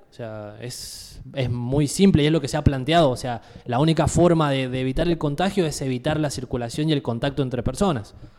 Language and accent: Spanish; Argentina; nosotros como país, Argentina